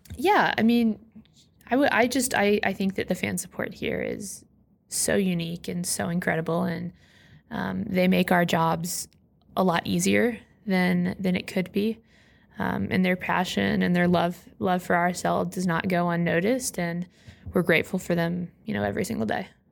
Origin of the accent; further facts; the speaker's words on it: Orlando, Florida, United States; Orlando being that it's in my hometown